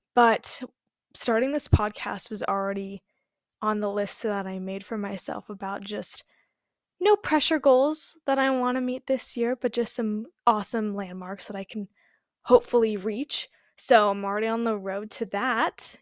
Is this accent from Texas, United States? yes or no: no; California, United States; I was born and raised in California